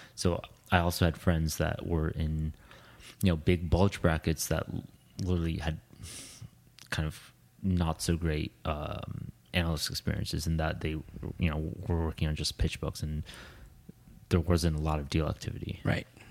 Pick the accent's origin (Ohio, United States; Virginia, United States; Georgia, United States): Ohio, United States; moved away as an adult; also born or lived in India / London; now in New York, United States; grew up in Ohio. Well, I was born in India